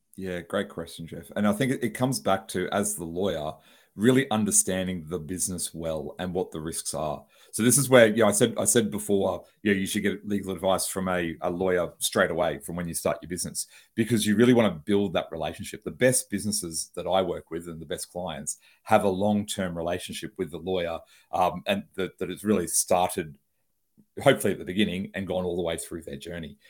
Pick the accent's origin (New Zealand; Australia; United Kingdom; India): Australia; Brisbane, Queensland; I'm a lawyer from Brisbane, Australia.